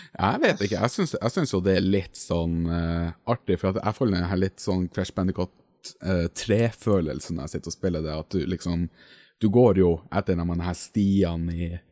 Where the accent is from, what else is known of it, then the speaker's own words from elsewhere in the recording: Finnmark, Norway; accent: Finnmark dialect; på dialekta mi oppe i Finnmark